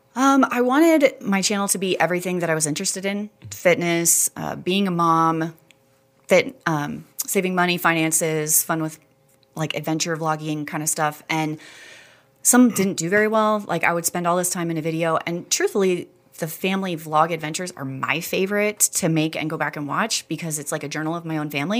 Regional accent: Texas, United States; moved away as an adult; also born or lived in Houston / Dallas; now in Rexburg, United States; Born and raised in Texas, Houston, Dallas

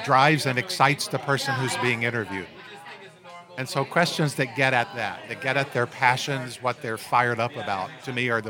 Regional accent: Texas, United States; I grew up in Texas.

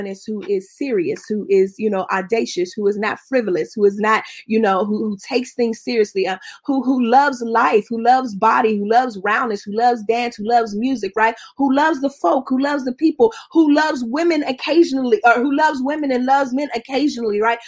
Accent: Pittsburgh, Pennsylvania, United States; I'm not from Pittsburgh because that's where my people from. My people from Tifton, Georgia. My people from Randolph County, Georgia. That's where I'm the only person born above the Mason-Dixon line in my family

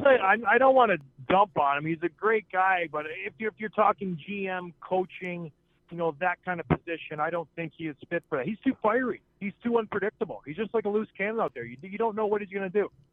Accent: St. Catharines, Ontario, Canada; I was from St. Catharines

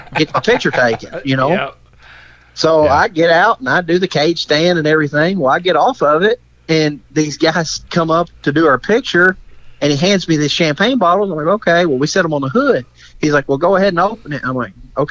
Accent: Kentucky, United States; we're hill jacks from Kentucky

